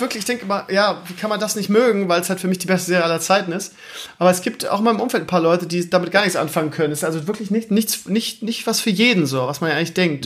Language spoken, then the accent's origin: German; Lauenbrück, Lower Saxony, Germany; moved away; also born or lived in Hamburg area / Schleswig-Holstein; meine alte Heimat, das heißt Laumbrück, Schleswig-Rotenburg